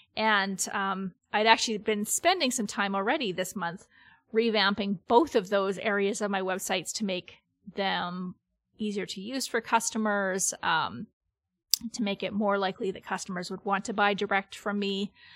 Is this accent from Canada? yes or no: yes; Canada; I'm Canadian